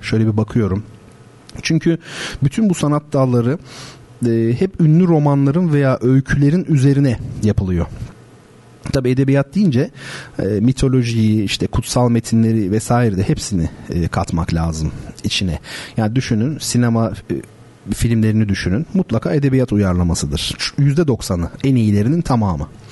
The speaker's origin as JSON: {"language": "Turkish", "country": "Turkey", "said": "biz Gerçekten enteresan bir milletiz. Akdenizliyiz tabii"}